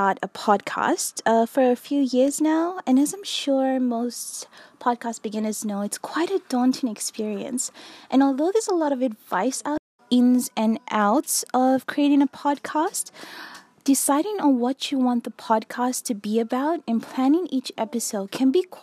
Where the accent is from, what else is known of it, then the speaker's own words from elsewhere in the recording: Fiji; also born or lived in Australia; I'm an Australian blogger who was born in Fiji, which is a small island in the South Pacific